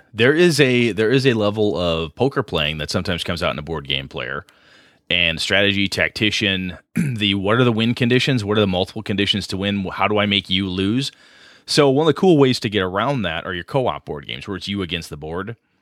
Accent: Wisconsin, United States; also born or lived in Madison, Wisconsin; campus I, I started going to in my hometown. Went to a two-year campus before I transferred to Madison

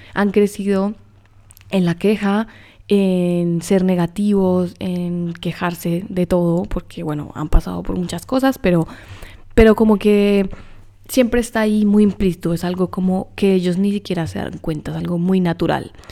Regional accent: Colombia; yo soy colombiana

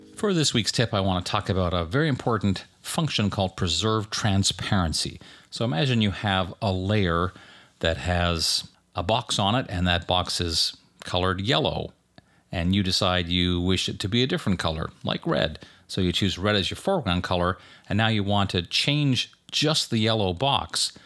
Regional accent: Canada; now in United States; I grew up in Canada where Thanksgiving was in, always in October. So when I moved to the U S

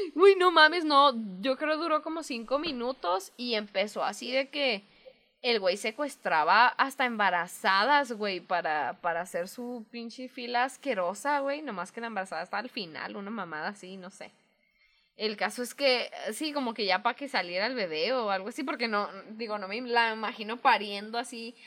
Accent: Mexico; soy mexicana

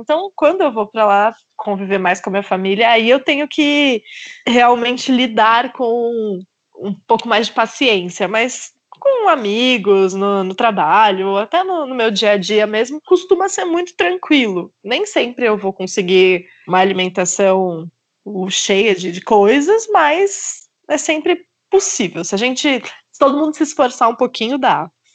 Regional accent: Querência do Norte, Paraná, Brazil; moved away; Querência, que é uma cidadezinha super pequena, acho que tem 10 mil habitantes, que foi a cidade onde eu nasci

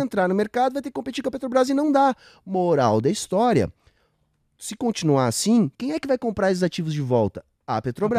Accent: Rio Grande do Sul, Brazil; do gaúcho, de onde eu venho

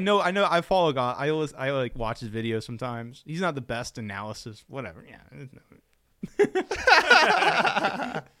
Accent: United States; I'm American

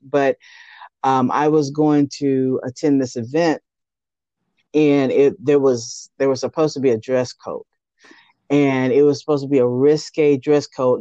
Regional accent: Austin, Texas, United States; I was actually born and raised in Austin

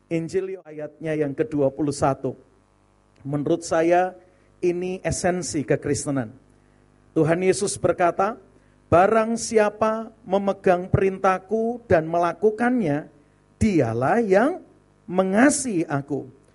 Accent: Surabaya, East Java, Indonesia; moved away as an adult; also born or lived in Serpong (BSD), Banten; now in Serpong, Indonesia; Saya melayani hampir 15 tahun di BSD dari kota Surabaya asalnya

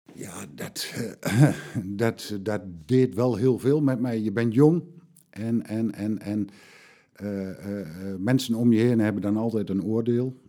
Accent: Vriezenveen, Overijssel, Netherlands; ik ben geboren in Veen

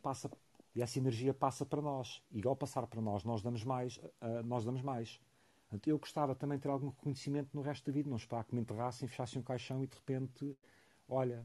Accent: Portugal; sim, sou orgulhosamente português

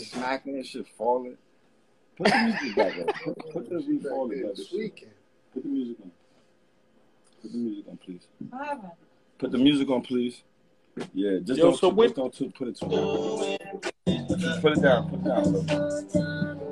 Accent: Mount Vernon, New York, United States; moved away as an adult; as like a young kid growing up in Mount Vernon, and like being on the borderline of the Bronx

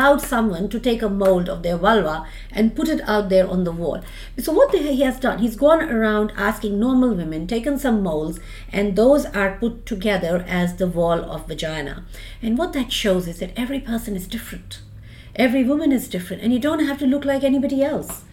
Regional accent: India; moved away as an adult; now in Australia; I'm an immigrant. I immigrated from India. I've done my basic degree and I did my specialization in India. And then in 2004, I moved with the boys and I came to Australia

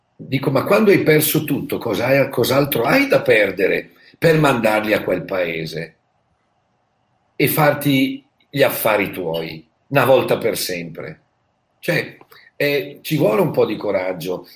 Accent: Bergamo, Lombardy, Italy; io sono di Bergamo, conosco la realtà che c'è stata lì

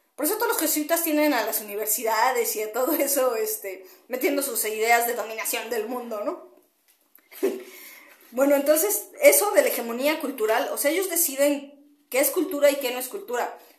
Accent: Mexico; como mexicana te voy a explicar de, en la parte en la que yo he vivido y lo que tengo cerca

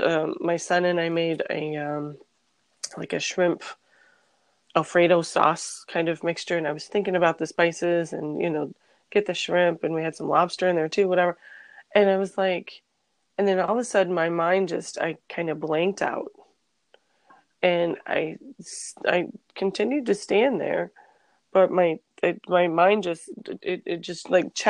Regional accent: New York City, New York, United States; moved away; I'm from New York

